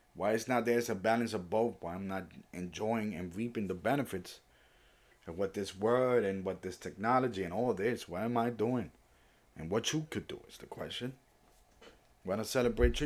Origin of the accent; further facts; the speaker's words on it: New York City, New York, United States; also born or lived in Puerto Rico; I was born in Puerto Rico, raised in the Bronx or New York City, but mostly the Bronx